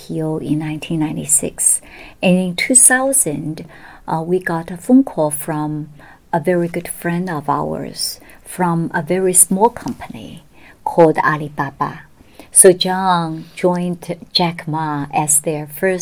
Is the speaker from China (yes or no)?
yes; Shanghai, China; moved away as an adult; also born or lived in Beijing / United States; I was born in Shanghai and went to Peking University Law School